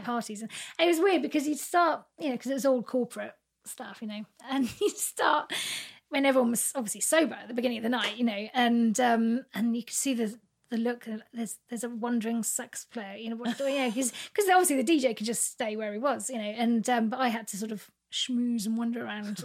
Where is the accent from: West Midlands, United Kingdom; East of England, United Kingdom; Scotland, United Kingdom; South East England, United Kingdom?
South East England, United Kingdom; Reading; I grew up in Reading